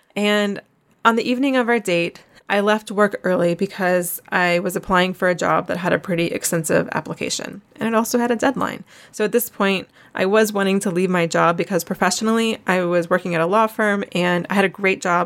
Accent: Asheville, North Carolina, United States; moved away as an adult; also born or lived in Columbia, South Carolina / Jerusalem; I grew up in Asheville, which is only five hours away from Charleston, and I was actually born in Columbia, South Carolina, never really lived there.

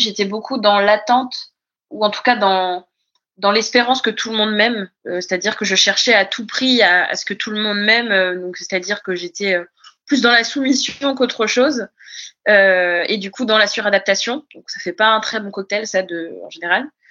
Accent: Brittany, France; moved away as an adult; also born or lived in Paris; je suis euh, bretonne

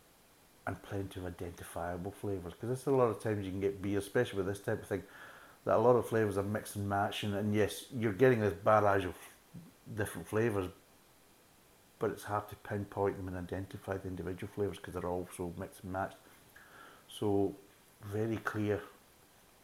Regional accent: Scotland, United Kingdom; being a Scotsman

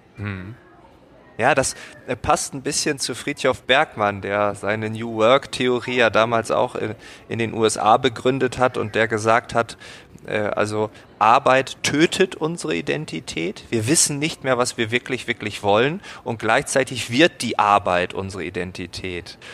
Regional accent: Germany; I'm from Germany

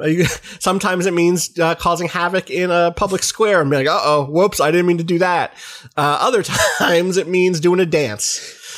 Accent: United States; as an American

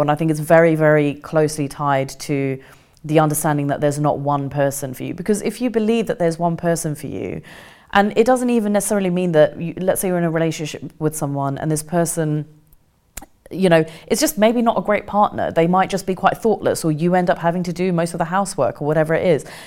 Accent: Kent, South East England, United Kingdom; also born or lived in India; when we came back to England, we, we grew up in Kent

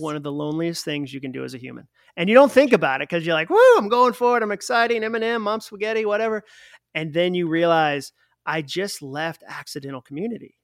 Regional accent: Massachusetts, United States; I'm from Massachusetts, so wicked is our word for very

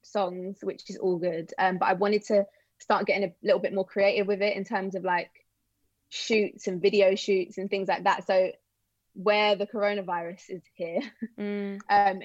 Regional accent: London, United Kingdom; also born or lived in Bournemouth; the first like couple of years of my life, I grew up in Bournemouth, which is again, really random. And then when I was little, I moved to London

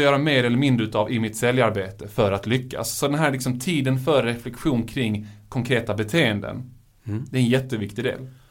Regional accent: Malmö, Skåne, Sweden; jag är ju själv från Malmö

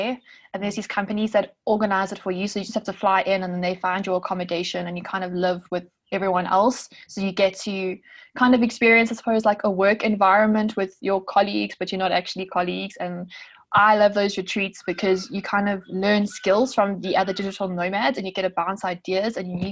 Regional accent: South Africa; I'm a South African travel blogger and freelance writer

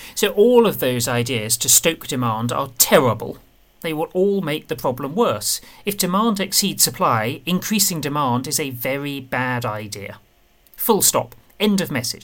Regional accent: Medway, South East England, United Kingdom; I grew up in Medway

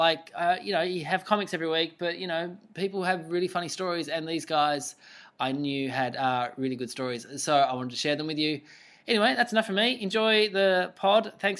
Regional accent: Burnie, Tasmania, Australia; He is also the first guest ever on the show from my hometown of Burnie.

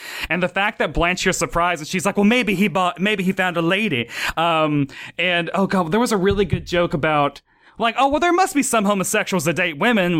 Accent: the South, United States; Maybe because I am from the South. Maybe because I have an older sister.

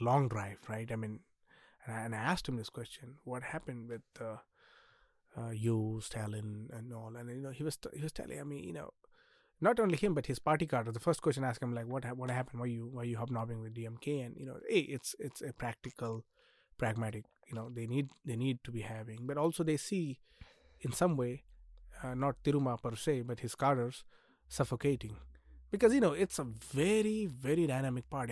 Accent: Nanded, Maharashtra, India; I come from Nanded, which is on the border

